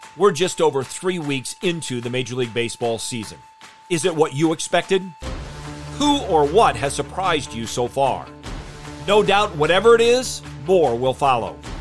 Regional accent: Michigan, United States; I grew up in Michigan and have been a lifelong Tiger fan

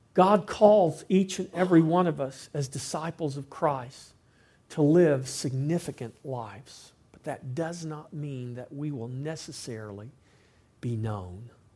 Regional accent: Victoria, Texas, United States; I'm from Victoria, Texas.

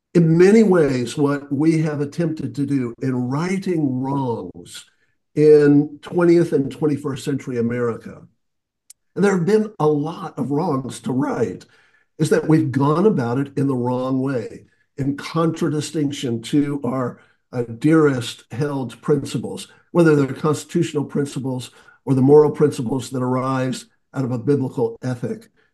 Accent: the South, United States; I grew up in the South

